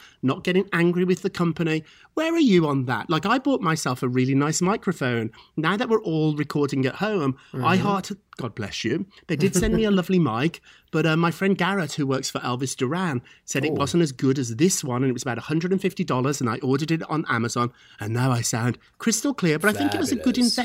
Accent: United Kingdom; now in United States; I'm a dual citizen, so I've kept my British citizenship, but I'm also an American citizen too

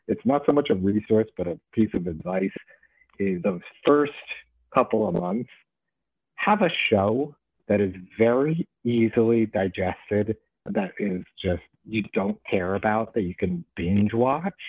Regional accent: New York, United States; I'm from New York and I'm Jewish.

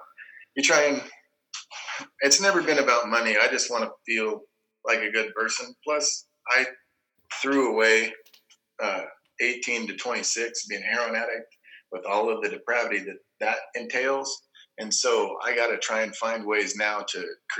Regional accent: Oregon, United States; also born or lived in Florida; I'm from Oregon. It's not super diverse here.

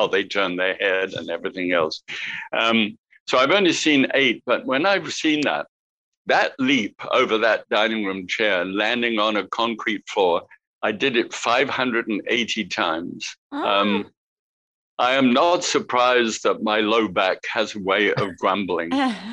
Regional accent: England, United Kingdom; accent: English; moved away as an adult; also born or lived in New Zealand; I arrived in New Zealand as a POMI, P-O-M-E, prisoner of Mother England. That's what we were referred to as POMIs, if you had come from England. So I had my English accent.

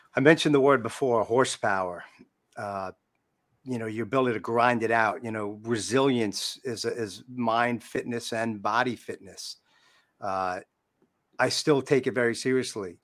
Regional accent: New York, United States; I'm a New Yorker.

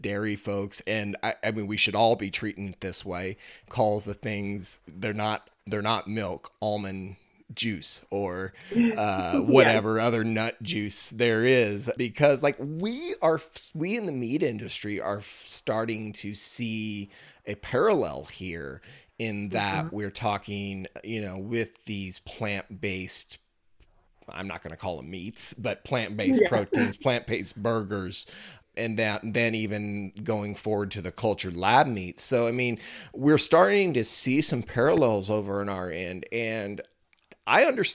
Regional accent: Missouri, United States; here in my home state, you know, Missouri is a huge soybean state.

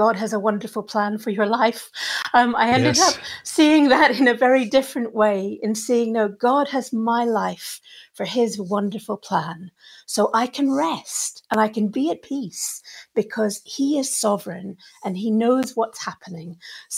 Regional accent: Cape Town, Western Cape, South Africa; also born or lived in Scotland; now in St Andrews, United Kingdom; I was brought up in Africa. So my dad was South African and my mum was from the island of Lewis

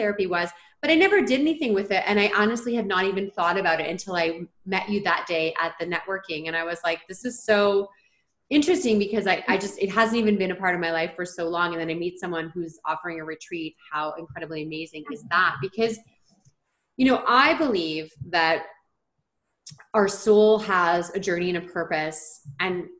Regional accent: Ontario, Canada; I'm from Ontario

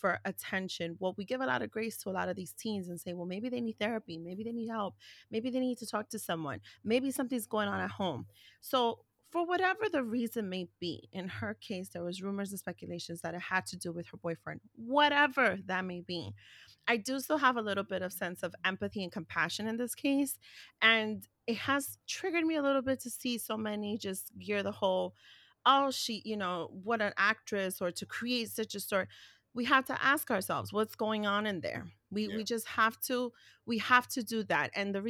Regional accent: New York City, New York, United States; We grew up in New York City.

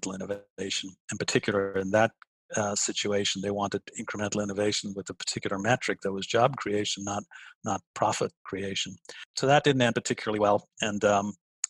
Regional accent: Dublin, Leinster, Ireland; moved away as an adult; also born or lived in United States; now in Pittsburgh, United States; I'm this kid in Dublin, Ireland

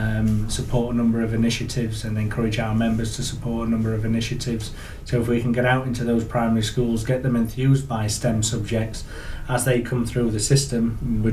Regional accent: Yorkshire and the Humber, United Kingdom; now in North East England, United Kingdom; as you can tell from my accent. So originally from Yorkshire, moved up in 2001.

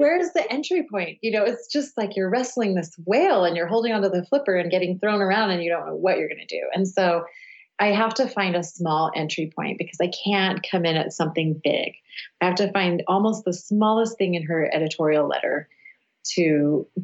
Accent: Cedar City, Utah, United States; also born or lived in London / upstate New York / Provo, Utah; I grew up in rural southern Utah. We have a small university in my hometown, which is Cedar City

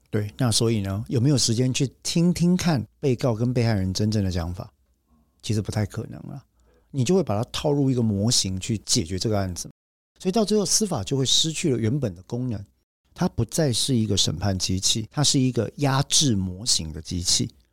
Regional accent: Taiwan; 我们台湾人讲说

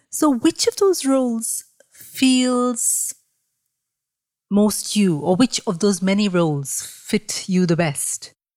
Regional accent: Mumbai, Maharashtra, India; I grew up in Mumbai as a sort of very naive thirteen-year-old in a very traditional family in Mumbai

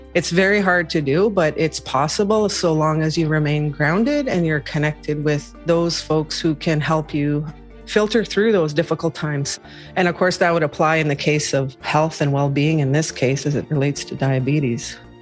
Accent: Pine Creek First Nation, Treaty 4 territory, Manitoba, Canada; now in Winnipeg, Canada; I'm Anishinaabe. I'm from Treaty 4 territory, Pine Creek First Nation.

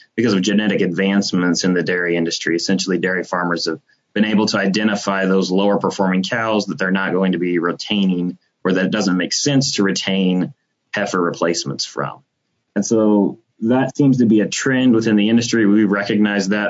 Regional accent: South Central Kansas, United States; moved away as an adult; also born or lived in Colorado / Texas; I'm originally from South Central Kansas, grew up with a agriculture background

